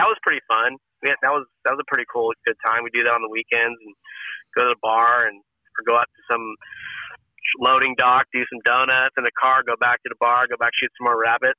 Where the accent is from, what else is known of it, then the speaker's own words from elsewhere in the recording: California, United States; It was a culture shock for me too, because I came from Northern California where, like, you know, if you needed a place to crash, you could sleep at anybody's house